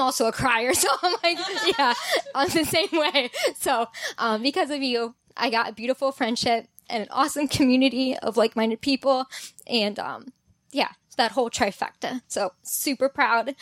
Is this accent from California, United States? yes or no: no; Cleveland, Ohio, United States; I was from Cleveland